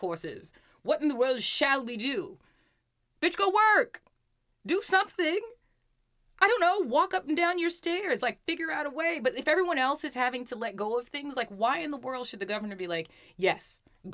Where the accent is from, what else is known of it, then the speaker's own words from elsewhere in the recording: New York City, New York, United States; we grew up in Brooklyn and then we moved to Queens